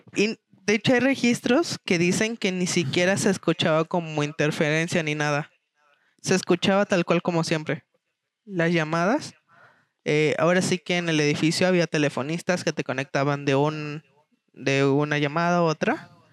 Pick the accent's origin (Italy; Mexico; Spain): Mexico; tú como mexicano